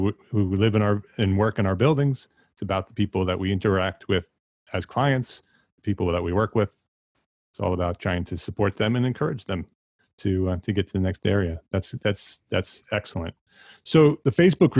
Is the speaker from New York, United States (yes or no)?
yes; New York metropolitan area, United States; we've been in the New York metropolitan area my entire life